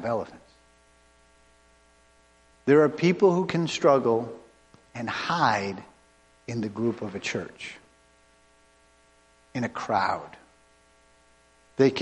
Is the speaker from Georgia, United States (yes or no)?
no; Cape Cod, Massachusetts, United States; I grew up on Cape Cod